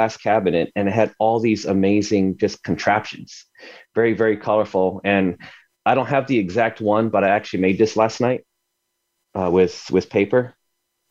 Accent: Arizona, United States; I grew up in Arizona. I was about 4 or 5 years old.

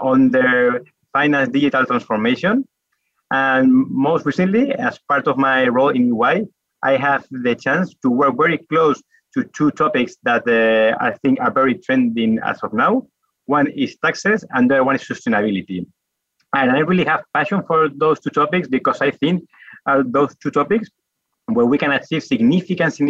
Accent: Madrid, Community of Madrid, Spain; English is a second language; As perhaps you may get from the accent, I am from Spain, from Madrid.

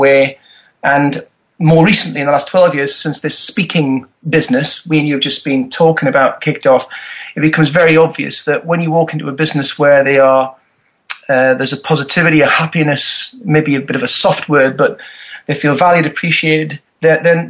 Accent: north of England, United Kingdom; accent: Northern; also born or lived in Berkshire; now in South of England, United Kingdom; I am from the north of England

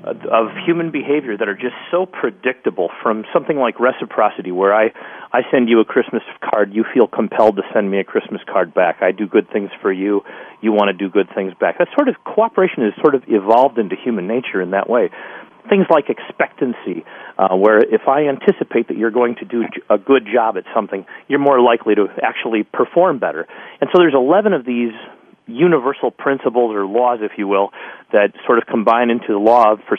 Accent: Chicago, Illinois, United States; now in Minneapolis, United States; I grew up in Chicago in a very poor neighborhood

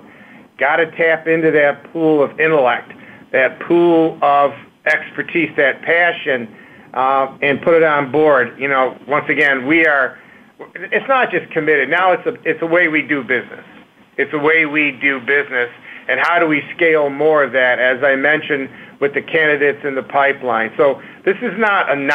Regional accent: Detroit, Michigan, United States; I grew up in Detroit, Detroit Public Schools

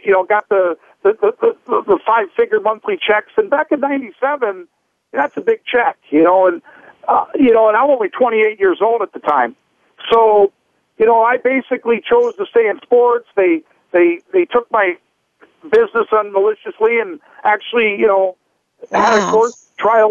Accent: North Dakota, United States; my family life growing up in North Dakota

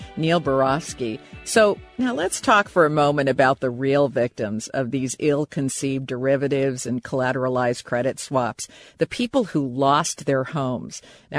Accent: Japan; I was raised in Japan and other parts of Asia, and it's very common there for mortgages to be 99 years.

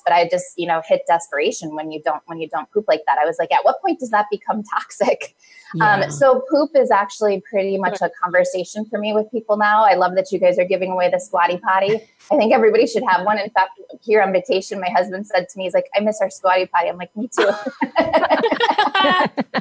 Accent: Midwest, United States; moved away as an adult; also born or lived in East Coast; I was born and raised in the Midwest, but I was living out east

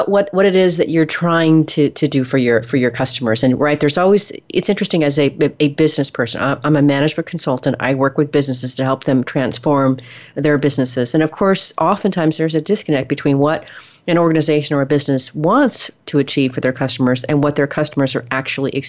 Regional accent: the Northwest, Pacific Northwest, United States; moved away as an adult; now in Texas, United States; I'm from the Northwest originally

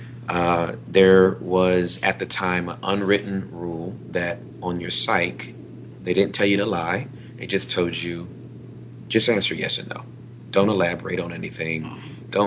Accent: Inglewood, California, United States; moved away as an adult; also born or lived in West Covina, California; now in Texas, United States; I was born and raised in Southern California, in Inglewood.

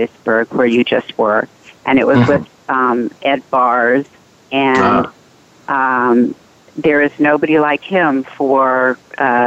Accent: Guam; now in Washington, United States; I was born on Guam

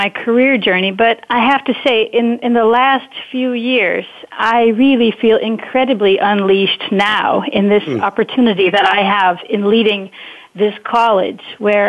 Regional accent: Wisconsin, United States; moved away as an adult; also born or lived in Netherlands; now in Enschede, Netherlands; perhaps they can already hear it in my accent, but maybe it's important that I share that I'm actually an American transplant in Europe, originally from Wisconsin. I've been living on this side of the pond for 20 years already

